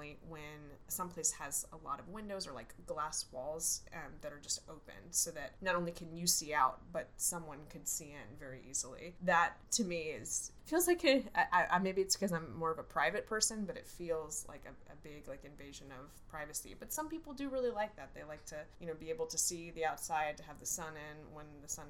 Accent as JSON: {"language": "English", "area": "outside of Houston", "region": "Texas", "country": "United States", "tie": "born or raised there", "said": "I grew up outside of Houston."}